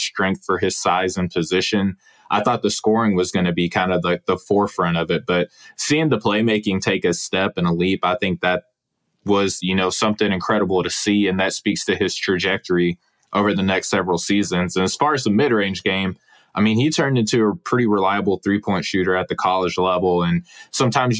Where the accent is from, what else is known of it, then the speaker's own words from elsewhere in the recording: Russellville, Arkansas, United States; moved away; I'm from Russellville, Arkansas originally